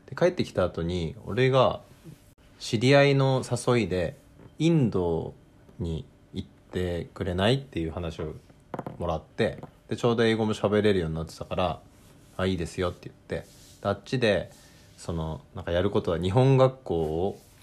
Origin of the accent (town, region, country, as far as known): South Korea; moved away; also born or lived in Japan